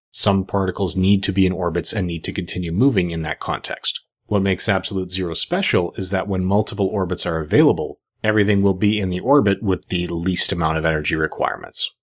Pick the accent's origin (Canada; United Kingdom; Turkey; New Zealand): Canada; I'm Canadian